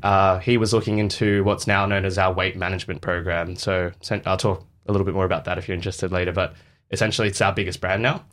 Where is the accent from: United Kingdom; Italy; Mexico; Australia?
Australia; the West, Western Australia; so in Australia, um, I grew up in the West